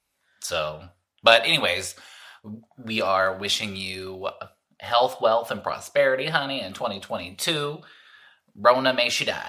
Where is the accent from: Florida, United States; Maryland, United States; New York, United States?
Florida, United States; I'm from Florida, the weather's kind of always crazy